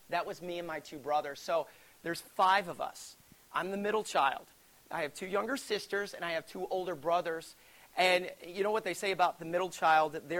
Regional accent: Alabama, United States; I grew up in Alabama. You can't tell because I don't have an accent. I used to, so I was told. But here's the thing about growing up in Alabama there's not a whole lot to do.

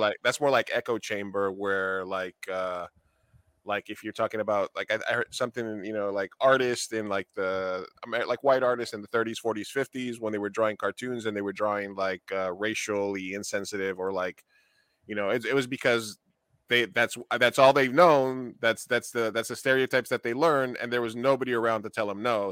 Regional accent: New York, United States; I grew up in New York, and I grew up a lot around the theater

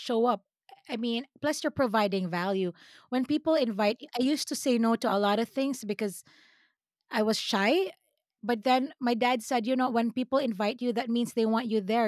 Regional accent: Philippines; accent: Filipino; now in United States; sometimes my Filipino accent comes out

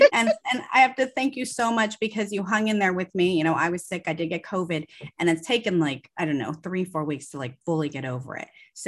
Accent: Los Angeles, California, United States; we're both from Southern California. We're both from Los Angeles.

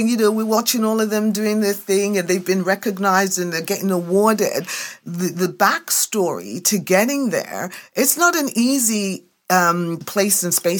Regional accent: England, United Kingdom; now in Canada; you know, I came to Canada from England in 1973.

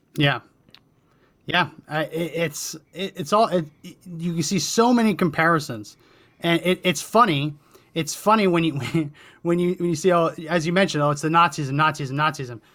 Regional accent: New Jersey, United States; I grew up in New Jersey

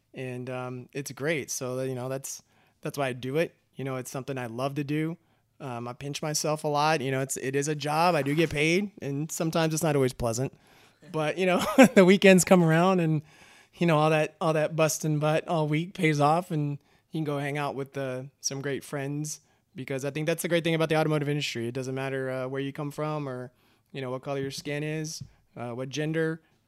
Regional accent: Austin, Texas, United States; So originally, I'm just a kid from Texas. I grew up in born in Austin and lived in and around Austin. Grew up there

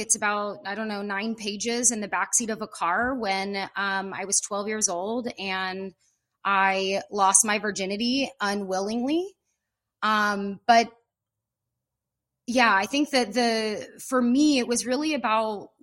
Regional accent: Pacifica, California, United States; now in Ojai, United States; I'm from Northern California, up by the San Francisco Bay Area in a little town called Pacifica, California

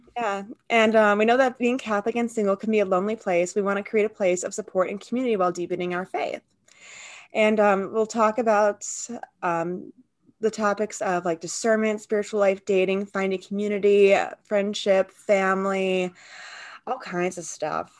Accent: Midwest, United States; I'm a student and I'm from the Midwest.

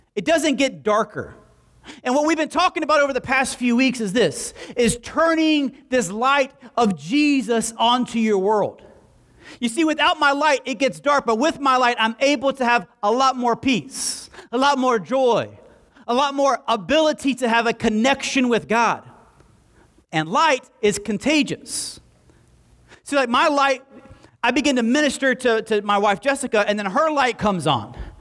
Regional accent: Alabama, United States; moved away as an adult; also born or lived in Southwest Florida; I was from Alabama

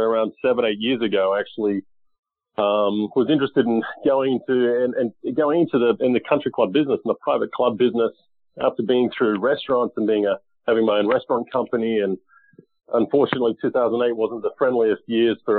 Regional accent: Australia; now in United States; I grew up in Australia playing golf and then moved to the U.S. In 2001

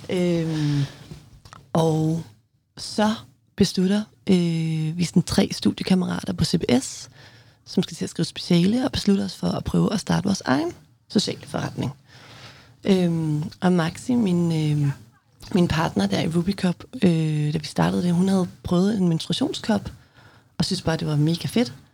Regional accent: Mårslet, Central Denmark Region, Denmark; moved away; jeg voksede op i Morslet, hedder det, som er, var i hvert fald en lille landsby syd for Morslet

